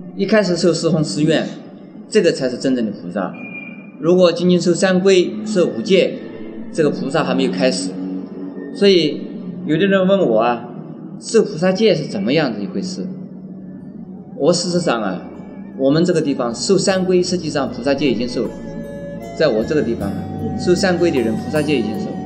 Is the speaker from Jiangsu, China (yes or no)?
yes; near Wuxi, Jiangsu, China; 这无锡就靠在我出生的地方很近